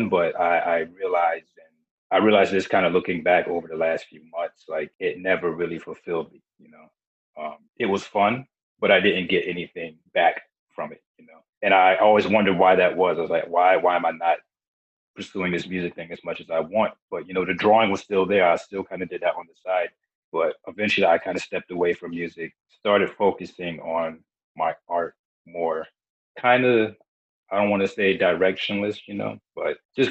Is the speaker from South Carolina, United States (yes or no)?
yes; South Carolina, United States; also born or lived in Beaufort, South Carolina; I was born in Beaufort, South Carolina, and I've pretty much grown up in all of, kind of like all over South Carolina. We tend to move around a lot